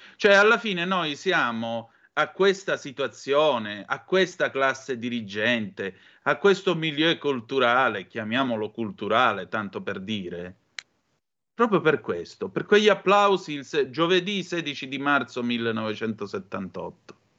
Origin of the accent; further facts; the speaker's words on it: Vibo Valentia, Calabria, Italy; io sono di Vibo Valencia